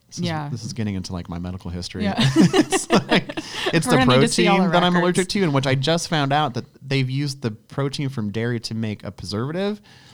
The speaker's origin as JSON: {"language": "English", "town": "Barstow", "region": "California", "country": "United States", "tie": "born or raised there", "also_born_or_lived": "Boston / Charlotte", "moved": "yes", "lives_now": "Charlotte area, United States", "said": "That's my hometown, Barstow."}